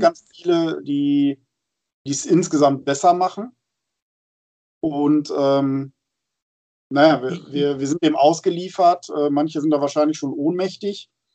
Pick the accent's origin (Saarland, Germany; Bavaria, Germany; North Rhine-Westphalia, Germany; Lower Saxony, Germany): Lower Saxony, Germany; Friesland; moved away; da habe ich ja immer ein schönes Ohr hin in meine alte Heimat